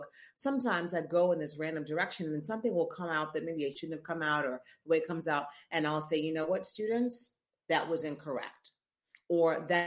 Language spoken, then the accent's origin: English; Memphis, Tennessee, United States; moved away as an adult; also born or lived in Missouri / Chicago / New York; now in New Orleans, United States; I'm from Memphis, born and raised in Memphis, Tennessee.